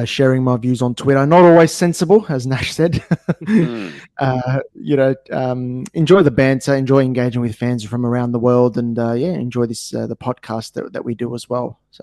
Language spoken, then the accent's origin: English; Australia; as an Australian